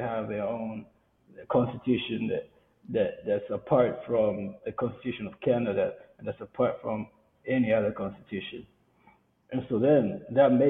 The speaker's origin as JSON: {"language": "English", "country": "Kenya", "moved": "yes", "said": "we come from Kenya"}